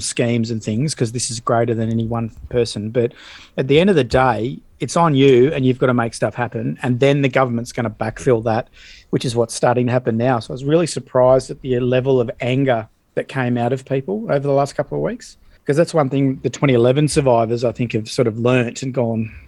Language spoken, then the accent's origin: English; Australia; being an Aussie